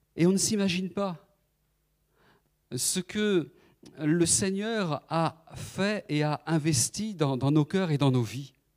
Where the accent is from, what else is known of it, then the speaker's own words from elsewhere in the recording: Nantes, Pays de la Loire, France; moved away as an adult; now in Paris region, France; Nous sommes originaires de, la Loire-Atlantique, de Nantes